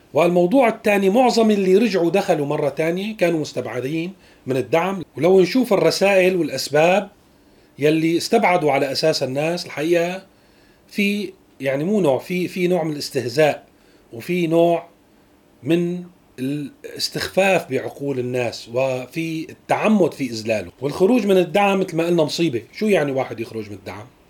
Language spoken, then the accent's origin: Arabic; Syria; نحن اليوم كسوريين